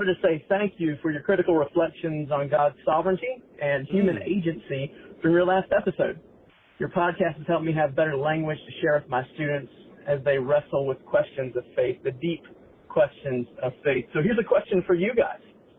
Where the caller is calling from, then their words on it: Statesboro, Georgia, United States; And I'm calling in from the Wesley Foundation at Georgia Southern in Statesboro, Georgia. That's the Nat capital of America and the home of Georgia Southern University.